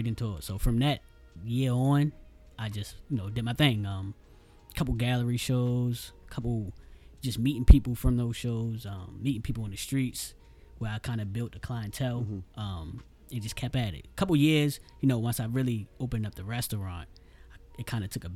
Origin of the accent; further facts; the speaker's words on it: Baltimore, Maryland, United States; East Baltimore, I grew up